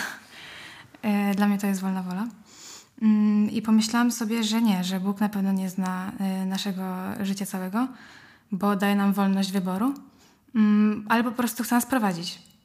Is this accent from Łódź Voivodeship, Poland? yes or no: yes; Łódź, Łódź Voivodeship, Poland; mam 16 lat, jestem z Łodzi